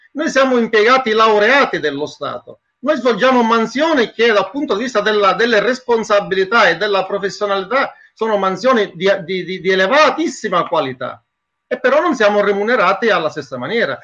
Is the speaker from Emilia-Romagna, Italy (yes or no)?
no; Sicily, Italy; moved away as an adult; now in Brussels, Belgium; Sono siciliano